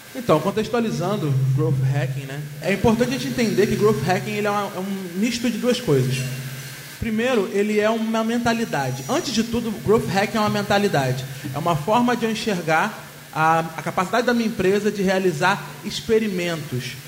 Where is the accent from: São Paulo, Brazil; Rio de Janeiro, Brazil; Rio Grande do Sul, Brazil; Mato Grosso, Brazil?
Rio de Janeiro, Brazil; eu sou carioca